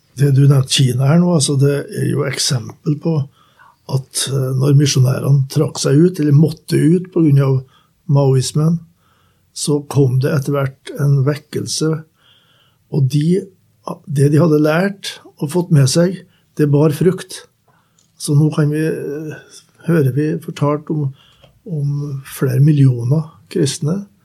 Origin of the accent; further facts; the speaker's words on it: Skogn, Trøndelag, Norway; moved away; mine foreldre som var med hjemme i Skogn